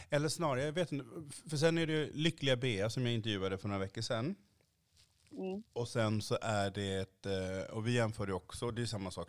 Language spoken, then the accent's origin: Swedish; Sweden; För jag är en svart mm. man i Sverige mm. idag.